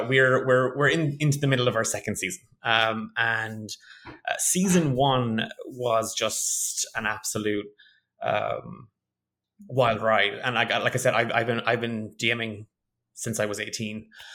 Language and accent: English; Ireland; accent: Irish; So a lot of people tell me I don't have a strong Irish accent, but I'm from Ireland